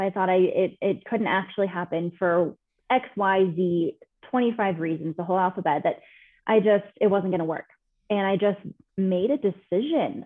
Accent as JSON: {"language": "English", "region": "California", "country": "United States", "moved": "as an adult", "lives_now": "Denver, United States", "said": "I'm from California originally. I now live in Denver, Colorado."}